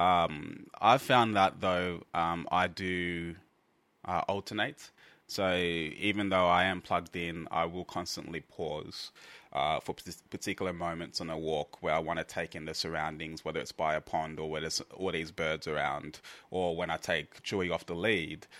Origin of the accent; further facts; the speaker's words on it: Australia; we are from Australia.